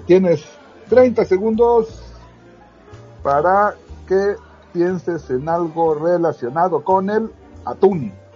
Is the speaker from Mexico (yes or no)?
yes; Mexico; en donde yo crecí, en Santiago Tuzla